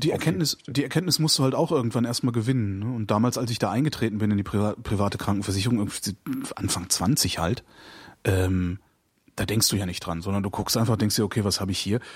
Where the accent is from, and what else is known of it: Germany